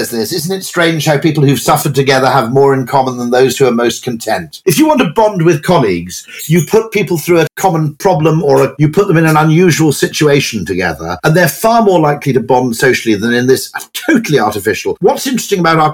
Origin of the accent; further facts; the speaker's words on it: Welsh, Wales, United Kingdom; I'm Welsh.